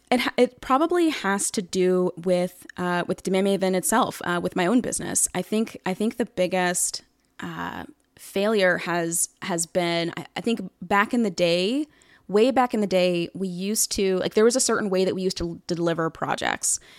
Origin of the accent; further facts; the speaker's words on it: Atlanta, Georgia, United States; I'm from Atlanta